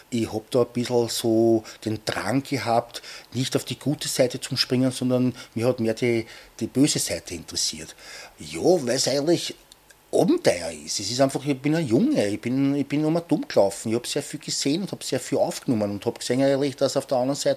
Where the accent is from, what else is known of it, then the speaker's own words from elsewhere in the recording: Aspern, Vienna, Austria; weil ich bin ja auch in Oschborn aufgewachsen und da war ja 1809 bei Napoleon und das habe ich natürlich in der Schule gelernt. Und bei uns in Hirstetten war eine Kanonenkugel in der Mauer drinnen von dieser Zeit.